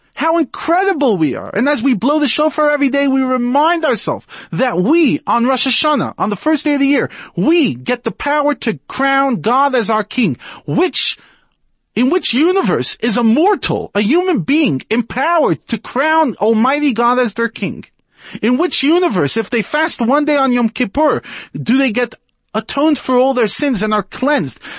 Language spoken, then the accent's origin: English; United States; now in South Africa; As an American